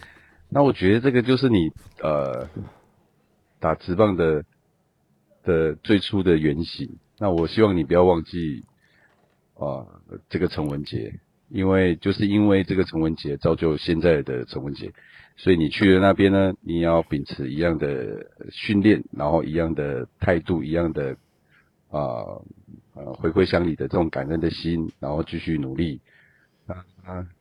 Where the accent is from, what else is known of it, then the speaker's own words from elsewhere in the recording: Guangfu, Hualien County, Taiwan; 我也是花莲人，我也是光复人